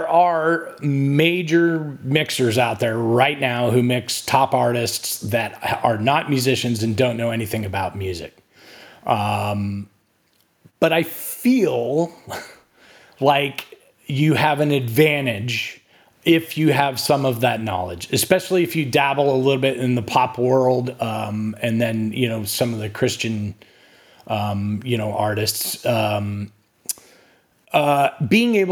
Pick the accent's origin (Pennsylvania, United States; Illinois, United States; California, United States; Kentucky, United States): California, United States; now in Texas, United States; I didn't grow up in Texas. I grew up in California, but my wife is from Texas, and yeah, I mean, I've been here for 25 years now